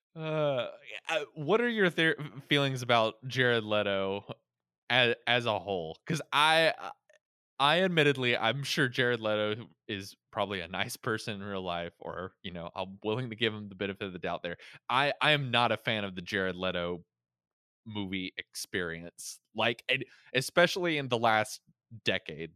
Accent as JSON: {"language": "English", "region": "Florida", "country": "United States", "tie": "born or raised there", "said": "I was born in Florida"}